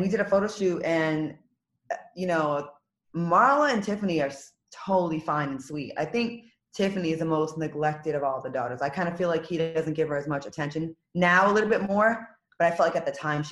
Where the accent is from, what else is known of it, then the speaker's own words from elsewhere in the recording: Rhode Island, United States; moved away as an adult; also born or lived in Los Angeles; I'm from Rhode Island.